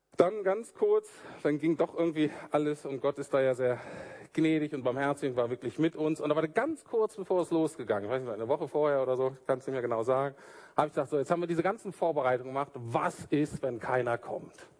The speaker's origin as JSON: {"language": "German", "country": "Germany", "said": "als Deutsche"}